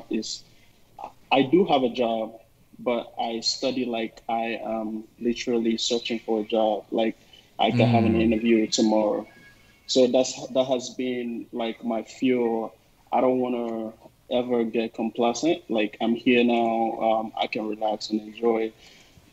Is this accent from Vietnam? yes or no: no; Nigeria; moved away as an adult; also born or lived in East Coast, United States; now in Seattle, United States; I'm originally from Nigeria, and I'm based out here in Seattle, United States.